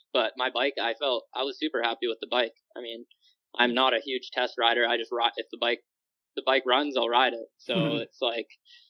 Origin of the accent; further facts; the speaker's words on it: West Coast, United States; I'm from the West Coast